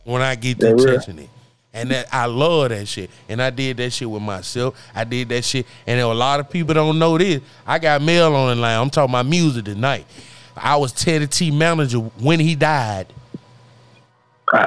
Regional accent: Birmingham, Alabama, United States; I'm from Birmingham, of course.

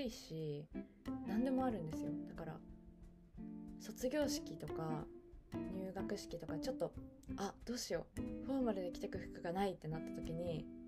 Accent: Hokkaido, Japan; also born or lived in Yokohama; now in Tokyo, Japan; 私北海道出身

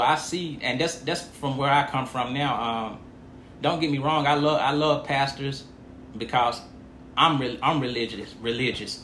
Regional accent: United States; I'm from Montgomery County, a proud native of Montgomery County

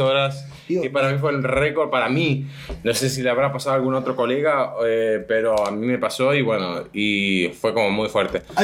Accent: San Rafael, Mendoza, Argentina; yo nací en San Rafael, Mendoza, en Argentina

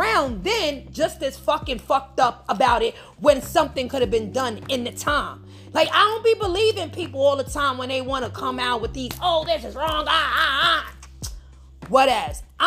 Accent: New York, United States; I'm from New York

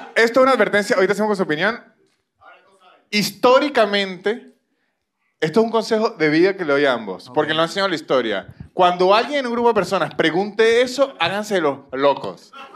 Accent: Venezuela; now in Argentina; soy venezolano

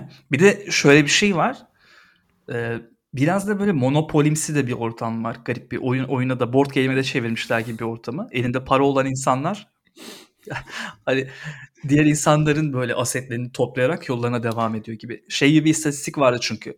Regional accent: Istanbul, Turkey; benim doğduğum serpildiğim toprak.

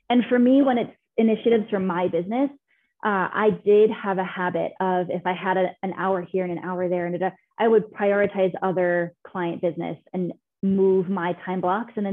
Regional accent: Scotland, United Kingdom; It's like Loch Ness. I'm Scottish.

